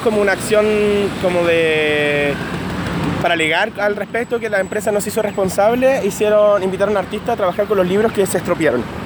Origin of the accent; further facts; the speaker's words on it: Concepción, Biobío, Chile; moved away as an adult; also born or lived in Santiago, Chile; now in Madrid, Spain; nací en Concepción, a los 18 años me mudé a Santiago